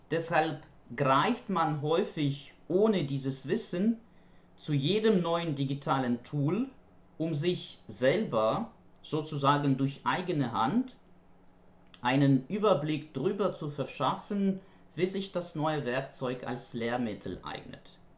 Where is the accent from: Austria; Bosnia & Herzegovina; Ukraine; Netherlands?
Ukraine; German is a second language; ich komme aus der Ukraine, wo ich Deutsch als Fremdsprache unterrichte, und zwar an einer Universität und an einem Sprachlernzentrum.